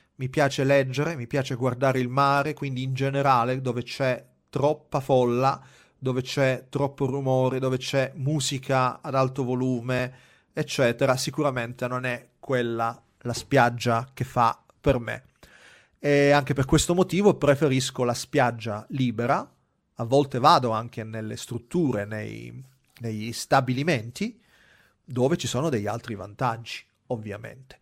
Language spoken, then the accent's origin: Italian; Gela, Sicily, Italy; moved away; per me andare in Sicilia significa tornare a casa a Gela